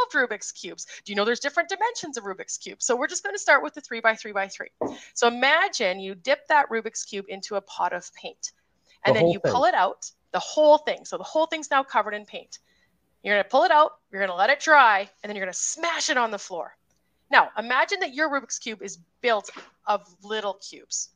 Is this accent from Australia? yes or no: no; Grande Prairie, Alberta, Canada; I'm a numeracy lead / math coach from Grand Prairie, Alberta, Canada